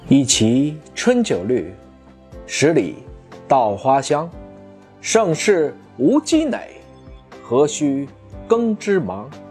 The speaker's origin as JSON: {"language": "Chinese", "country": "China", "said": "作为中国人"}